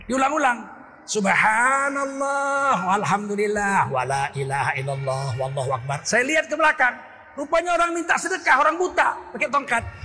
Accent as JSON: {"language": "Indonesian", "town": "Tanjung Sari", "country": "Indonesia", "tie": "born or raised there", "said": "Dulu di kampung saya di Tanjung Sari, saya sudah guru di Muhammadiyah."}